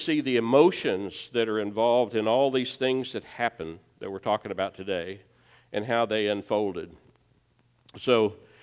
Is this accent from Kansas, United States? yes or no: yes; Baxter Springs, Kansas, United States; We were young marrieds in my hometown of Baxter Springs